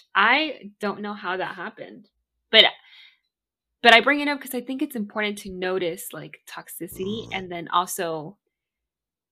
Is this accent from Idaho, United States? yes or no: no; Miami, Florida, United States; also born or lived in Bolivia; now in Maryland, United States; I'm from Miami